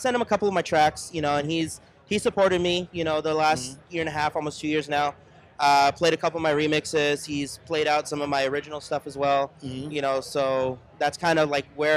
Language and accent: English; Texas, United States; now in Phoenix, United States; I'm originally from Texas